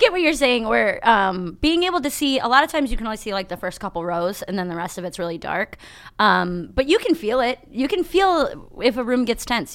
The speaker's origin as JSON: {"language": "English", "town": "Berea", "region": "Ohio", "country": "United States", "tie": "born or raised there", "also_born_or_lived": "Toledo, Ohio", "said": "raised right here in Cleveland, so right by the airport"}